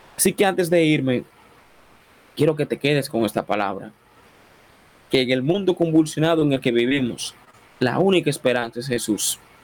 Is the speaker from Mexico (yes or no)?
no; Dominican Republic; No soy colombiano, no soy venezolano, soy dominicano